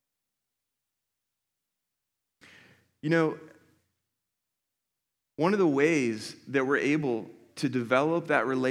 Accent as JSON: {"language": "English", "town": "Philadelphia", "region": "Pennsylvania", "country": "United States", "moved": "yes", "lives_now": "Columbus, United States", "said": "I'm from Philadelphia, as a lot of you guys know, and I came to Columbus like 19 years ago, and I went to school here"}